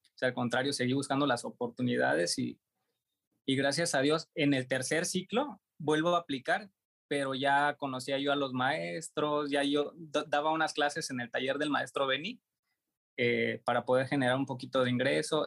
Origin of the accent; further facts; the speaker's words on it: Juchitán, Oaxaca, Mexico; moved away as an adult; also born or lived in Tuxtla Gutiérrez, Chiapas; Regreso a mi ciudad de origen, que es Juchitán, en el mismo estado de Oaxaca